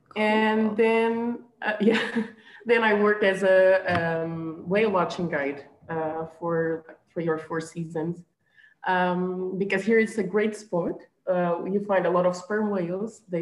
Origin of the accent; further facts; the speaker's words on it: Azores, Portugal; also born or lived in Belgium; I'm from the Azores. Um, uh, you know, I grew just by the ocean